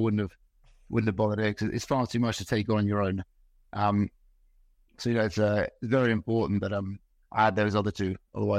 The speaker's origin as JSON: {"language": "English", "area": "Dorset", "region": "South West England", "country": "United Kingdom", "tie": "born or raised there", "also_born_or_lived": "Glamorgan, Wales / Bournemouth", "moved": "as an adult", "lives_now": "Norway", "said": "I grew up in Dorset, in a pool in Dorset."}